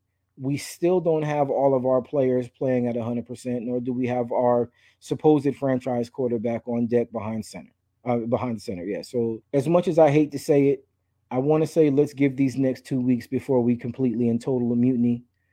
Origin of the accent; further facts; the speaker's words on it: New York, United States; I'm a New Yorker.